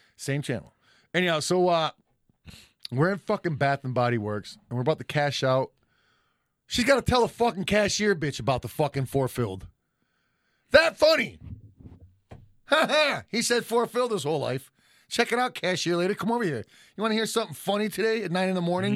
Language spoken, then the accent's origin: English; Detroit, Michigan, United States; we're both from Detroit.